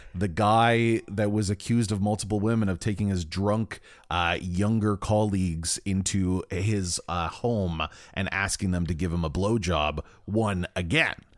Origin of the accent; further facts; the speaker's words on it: Brampton, Ontario, Canada; Brampton, my hometown